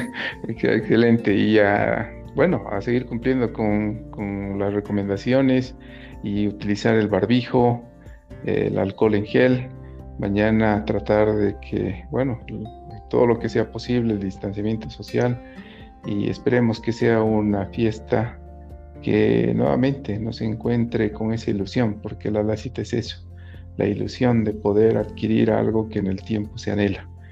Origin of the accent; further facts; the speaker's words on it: Bolivia; nosotros como bolivianos